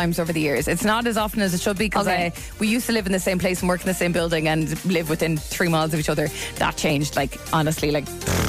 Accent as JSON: {"language": "English", "country": "Mauritius", "moved": "yes", "lives_now": "Portmarnock, Ireland", "said": "I'm from Mauritius originally."}